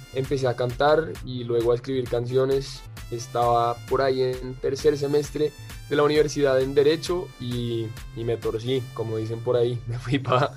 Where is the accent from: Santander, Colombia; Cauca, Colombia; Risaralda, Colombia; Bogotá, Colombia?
Bogotá, Colombia; yo soy colombiano, eh, nací en Bogotá y me crié acá.